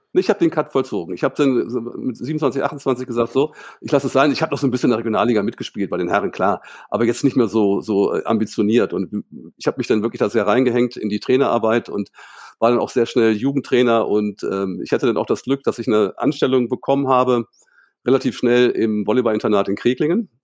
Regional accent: Hildesheim, Lower Saxony, Germany; moved away as an adult; also born or lived in Cologne; ich bin in Hildesheim aufgewachsen

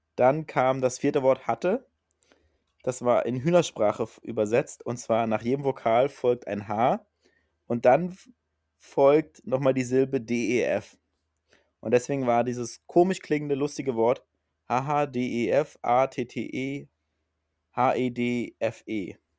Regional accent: Berlin, Germany; now in Hamburg, Germany; aus meiner alten Heimat, aus Berlin

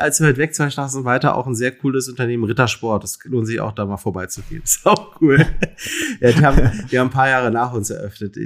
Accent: Berlin, Germany; ich bin ja Berliner, in Berlin geboren und äh, bis auf einen kleinen Zwischenstopp in Mainz äh, und Lüneburg zum Studieren ähm, immer irgendwie in, in, in Berlin gelebt

